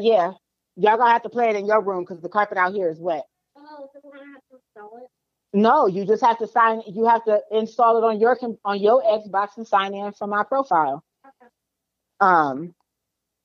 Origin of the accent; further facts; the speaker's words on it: Rosemont, Virginia, United States; growing up in Cub Scouts, Rosemont VA